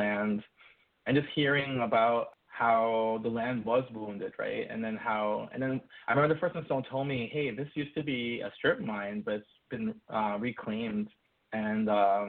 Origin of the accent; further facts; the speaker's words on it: New York City, New York, United States; I'm from New York City